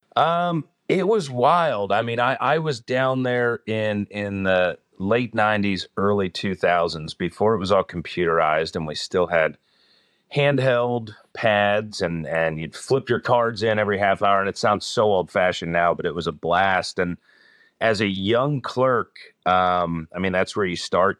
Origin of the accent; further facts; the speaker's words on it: Northern New Jersey, United States; moved away as an adult; now in Rocky River, United States; I'm originally from the East Coast, Northern New Jersey, but I've been in this area for about twenty-three years